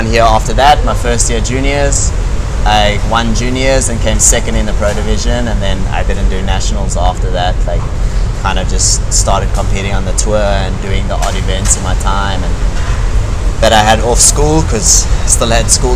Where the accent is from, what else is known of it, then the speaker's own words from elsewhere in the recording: Hermanus, Western Cape, South Africa; I was born in Cape Town, and then at the age of 7, we moved to Onrus